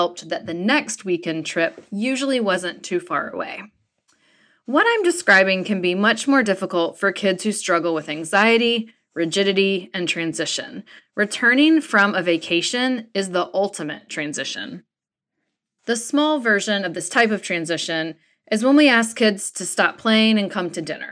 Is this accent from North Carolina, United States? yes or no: yes; North Carolina, United States; I grew up in North Carolina